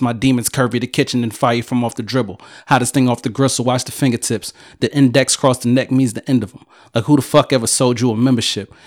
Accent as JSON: {"language": "English", "town": "Philadelphia", "region": "Pennsylvania", "country": "United States", "said": "I'm from Philly."}